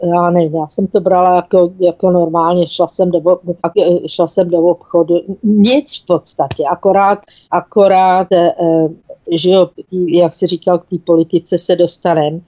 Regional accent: Czechia; moved away as an adult; now in South Africa; já jsem byla ve městě, kde jsem teda jako č Čech byla úplně, úplně sama

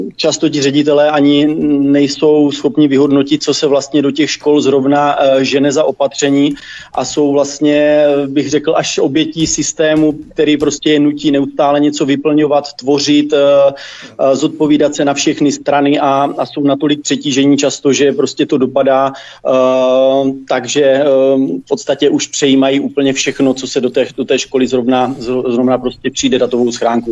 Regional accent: Troubky, Olomouc Region, Czechia; now in Tovačov, Czech Republic; já pocházím z Troubek, byť dnes bydlím tady vedle v Tovačově pět kilometrů

